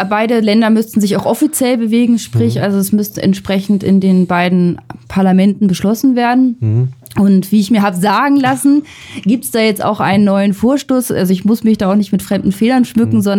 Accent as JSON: {"language": "German", "region": "Northern Germany", "country": "Germany", "said": "ich komme ich komm, ich komm aus dem Norden, ja. Also da, ja. dagegen ist Berlin halt echt total luxuriös mit Radiosendern ausgestattet."}